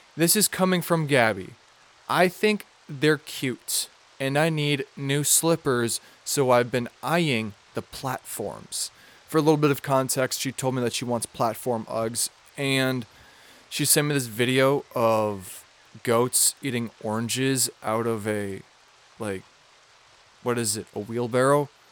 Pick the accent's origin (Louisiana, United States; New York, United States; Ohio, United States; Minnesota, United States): Minnesota, United States; I'm from Minnesota, so we mispronounce a bunch of shit